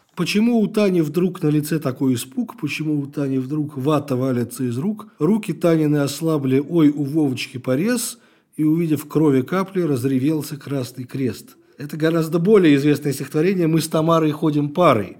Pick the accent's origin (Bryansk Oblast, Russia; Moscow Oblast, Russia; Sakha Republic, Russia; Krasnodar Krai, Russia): Moscow Oblast, Russia; Ilyinsky; я э, рос в Раменском районе